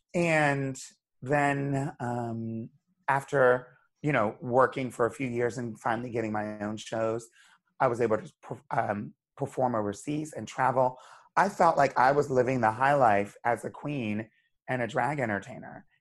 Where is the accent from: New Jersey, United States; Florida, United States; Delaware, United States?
Delaware, United States; Wilmington; moved away as an adult; also born or lived in Hershey, Pennsylvania; now in New York City, United States; I grew up in Wilmington, Delaware.